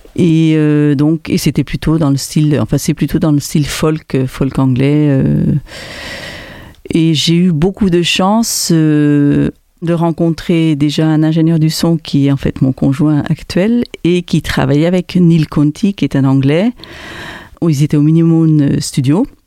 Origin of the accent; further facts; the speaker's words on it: German-speaking Switzerland, Switzerland; first language French; also born or lived in Aarau, Switzerland; now in Montpellier, France; J'ai grandi donc en Suisse allemande en apprenant donc le suisse allemand en deuxième langue puisque le français était ma langue maternelle